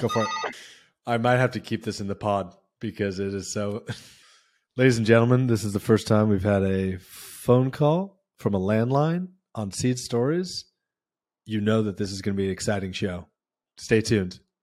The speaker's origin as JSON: {"language": "English", "town": "Palo Alto", "region": "California", "country": "United States", "tie": "born or raised there", "said": "I remember my dad was a teacher and professor in Palo Alto, and obviously I was growing up around Silicon Valley"}